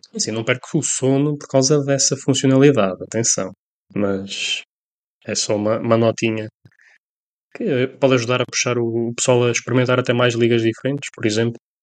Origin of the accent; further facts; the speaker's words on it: Colina, Castelo Branco, Portugal; Somos da Colina